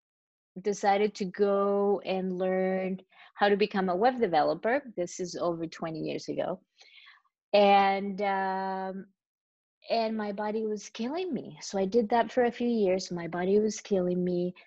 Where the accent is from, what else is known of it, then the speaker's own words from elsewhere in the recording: Chile; English is a second language; moved away as an adult; also born or lived in Costa Rica; now in New York, United States; I was born and grew up in Chile.